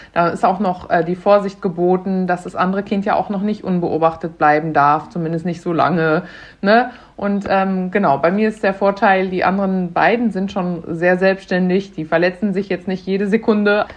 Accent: Münster, North Rhine-Westphalia, Germany; Wir kommen auch hier aus NRW, aus der Ecke, auch aus Münster

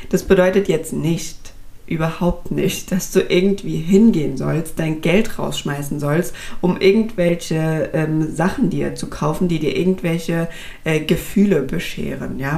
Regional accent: Frankfurt, Hesse, Germany; Ich komme jetzt aus Frankfurt, das heißt bei uns ähm, ist das jetzt beispielsweise um die alte Oper rum

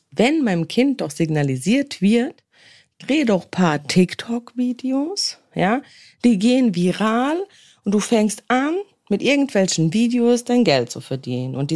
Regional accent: Worms, Rhineland-Palatinate, Germany; dann kann ich nämlich nicht nur in meiner Heimatstadt chillen, wie zum Beispiel jetzt hier bei mir in Worms.

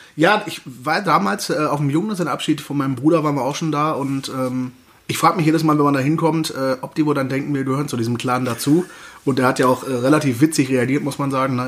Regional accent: Cologne, North Rhine-Westphalia, Germany; moved away; in meiner Heimat

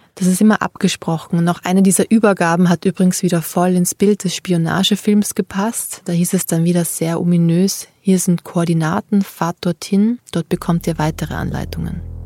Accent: Austria; bei Österreich, bei meiner Heimat

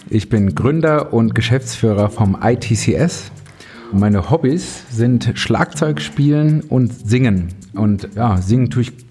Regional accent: Frankfurt, Hesse, Germany; bin Frankfurter Bub, deswegen mag ich auch Eintracht Frankfurt.

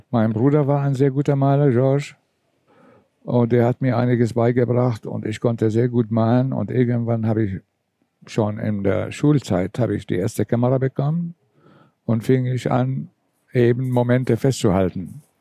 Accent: Syria; Ich komme zwar aus Syrien, aber meine Eltern sind griechisch. Sie, sie waren früher Flüchtlinge und sie sind in Syrien gelandet.

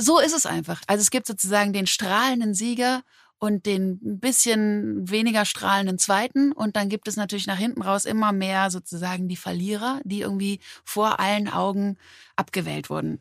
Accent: Berlin, Germany; also born or lived in Mannheim; so bin ich eben mit elf in Berlin gelandet und hier groß geworden. Genau, in Mannheim geboren

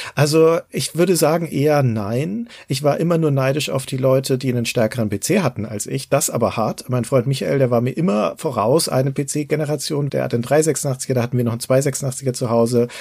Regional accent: Nuremberg, Bavaria, Germany; hier bei uns in Nürnberg

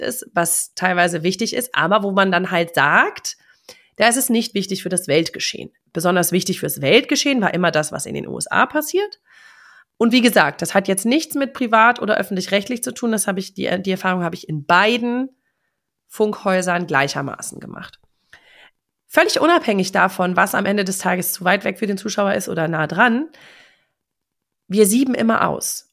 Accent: Germany; als Europäer oder als Deutsche

